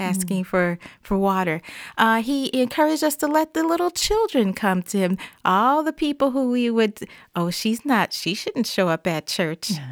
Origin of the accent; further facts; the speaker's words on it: the South, United States; growing up in the South, uh, and in the African-American church